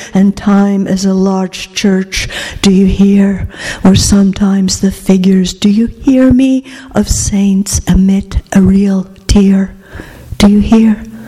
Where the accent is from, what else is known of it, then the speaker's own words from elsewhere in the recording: Greece; English is a second language; moved away as an adult; also born or lived in Oregon, United States / Pennsylvania, United States; now in United States; I grew up in Greece in the 50s, which were not like the 50s here.